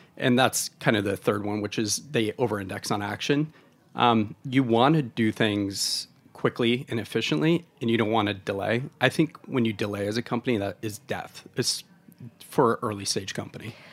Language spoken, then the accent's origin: English; Oregon, United States; moved away; I'm from Oregon originally